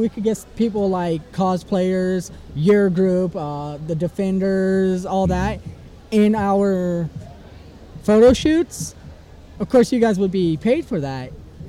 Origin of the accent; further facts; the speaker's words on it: Ireland; plus I can do the accent perfectly because I'm Irish and it's pretty Irish, close.